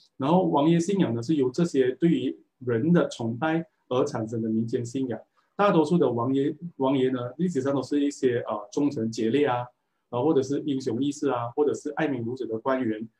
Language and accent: Chinese; a kampung near Selandar, Malacca, Malaysia; 我从小是在一个甘蹦长大